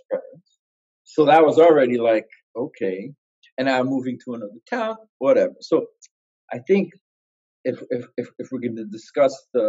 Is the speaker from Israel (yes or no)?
yes; Israel; also born or lived in Ashkelon / Ra'anana; I was born in Israel